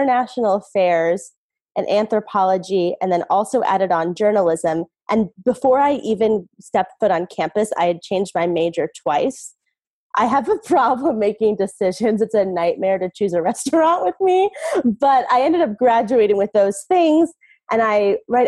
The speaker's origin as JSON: {"language": "English", "town": "Philadelphia", "region": "Pennsylvania", "country": "United States", "tie": "born or raised there", "also_born_or_lived": "Hawaii / Los Angeles / San Francisco", "moved": "as an adult", "said": "I moved back to near where I grew up in the Philadelphia area"}